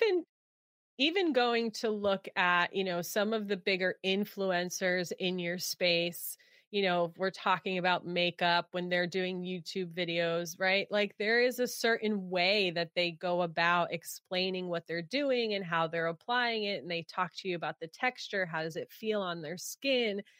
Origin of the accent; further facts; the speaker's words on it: New York, United States; now in California, United States; I grew up in New York